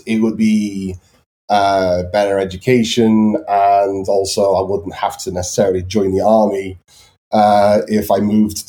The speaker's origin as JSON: {"language": "English", "region": "Wales", "country": "United Kingdom", "tie": "born or raised there", "also_born_or_lived": "Israel / Liverpool", "said": "I was basically brought up Welsh."}